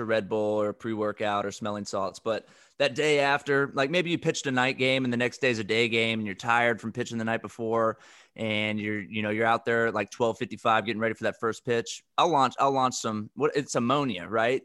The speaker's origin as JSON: {"language": "English", "region": "Texas", "country": "United States", "tie": "born or raised there", "said": "I grew up in Texas, we had the Dallas Stars"}